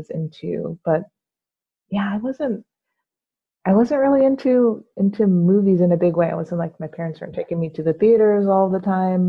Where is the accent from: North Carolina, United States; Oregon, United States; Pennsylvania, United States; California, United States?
California, United States; Yuba City; also born or lived in Florida / Los Angeles, California; I was born in Yuba City, California. So I spent most of my life here